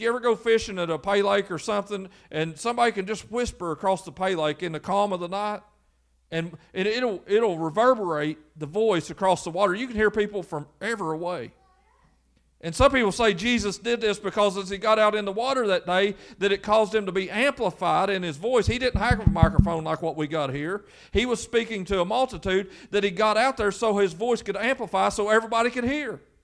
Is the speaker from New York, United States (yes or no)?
no; Lewis County, Kentucky, United States